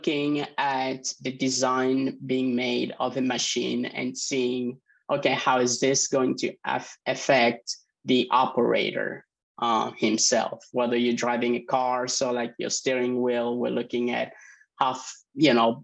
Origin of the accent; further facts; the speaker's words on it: Utah, United States; also born or lived in Congo; now in Indiana, United States; I was born in Africa, in the Congo, Central Africa, and was adopted by an American family. And so that's how I ended up in the US. And they were from Utah, so I'm from Utah in that aspect.